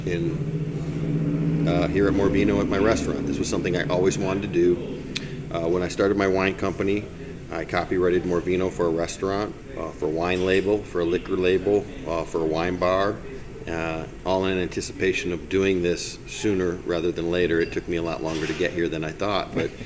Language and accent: English; Michigan, United States; now in Marion County, Florida, United States; I grew up in Michigan